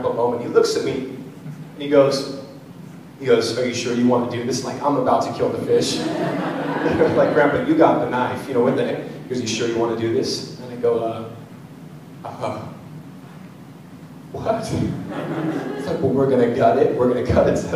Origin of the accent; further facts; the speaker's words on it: San Diego, California, United States; moved away; also born or lived in Washington; I grew up in San Diego before I moved to the Northwest